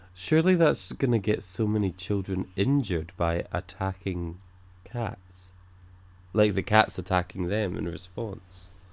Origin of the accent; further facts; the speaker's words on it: Scotland, United Kingdom; I'm Scottish